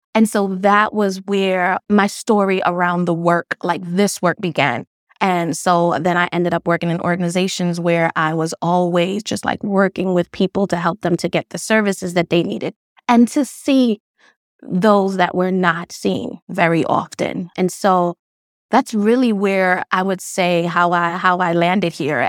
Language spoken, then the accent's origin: English; New York City, New York, United States; also born or lived in Grenada; I grew up in Brownsville, Brooklyn